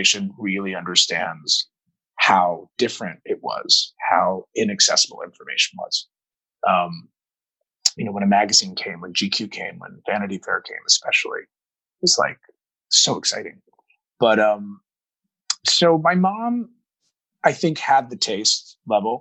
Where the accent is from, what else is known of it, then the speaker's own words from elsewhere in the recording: Dayton, Ohio, United States; also born or lived in St. Louis, Missouri; I grew up in Dayton, Ohio